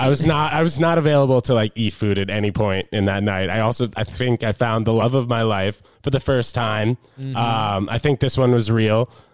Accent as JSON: {"language": "English", "region": "New York", "country": "United States", "said": "we're both from New York."}